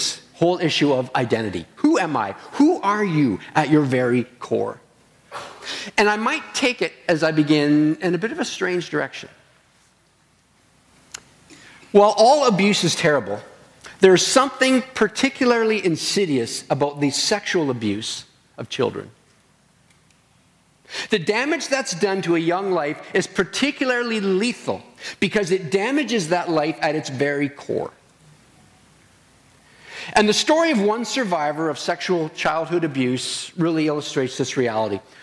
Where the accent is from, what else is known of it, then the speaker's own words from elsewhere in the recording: Stratford, Ontario, Canada; moved away as an adult; now in British Columbia, Canada; I'm from Stratford.